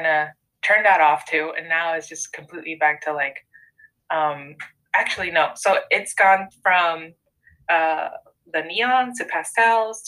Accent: Mexico; now in United States; when I grew up in Mexico, there was just so much color in buildings and signage and food and just in clothing

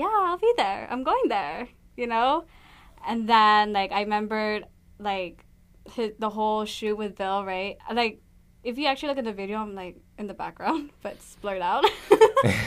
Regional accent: Tamuning, Guam; also born or lived in Las Vegas / Yigo; I am born and raised on Guam. Yes, I am. From Tumuning, but I reside in northbound Jigo.

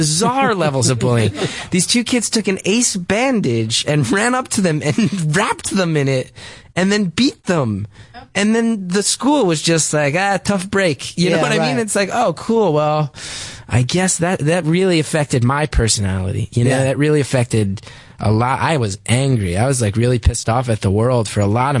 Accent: West Orange, New Jersey, United States; a lot of it took place in West Orange, my hometown

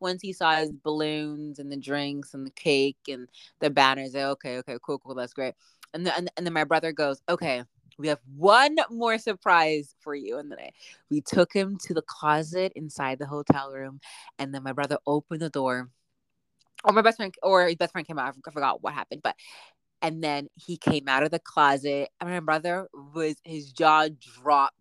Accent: Canada; also born or lived in Boston; I'm Canadian, so I'm still paying in Canadian

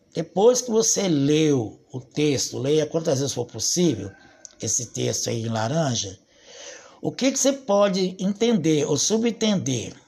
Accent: Brazil; Nós somos brasileiros e nós falamos o português.

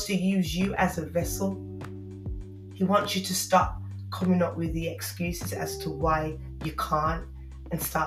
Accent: Birmingham, West Midlands, United Kingdom; accent: Brummie; my Brummie accent

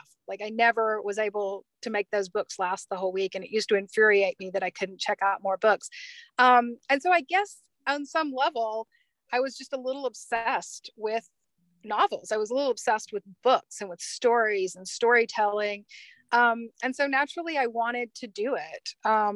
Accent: Mississippi, United States; moved away as an adult; now in Colorado, United States; I grew up in Mississippi

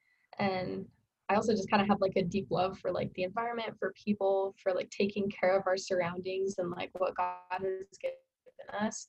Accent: West Jordan, Utah, United States; I'm from West Jordan, Utah. So here in Utah, local

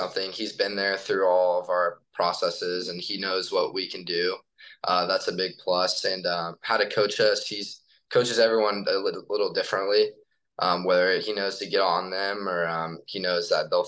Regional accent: Greenwood, Indiana, United States; I grew up in Indiana and I played for, or I grew up in Greenwood and just played for a smaller team there

